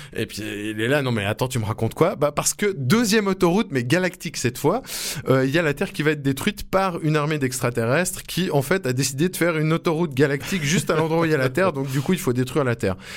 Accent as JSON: {"language": "French", "country": "Switzerland", "said": "chez nous en Suisse"}